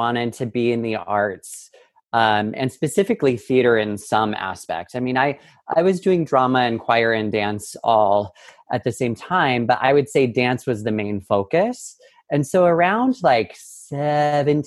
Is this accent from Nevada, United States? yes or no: yes; Carson City, Nevada, United States; now in New York City, United States; I grew up in Carson City, Nevada, a small little town, albeit the capital of Nevada